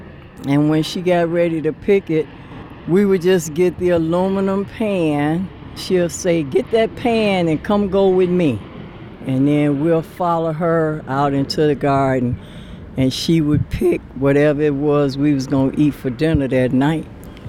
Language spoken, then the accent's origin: English; Somerville, South Carolina, United States; Actually, we came from Somerville, South Carolina.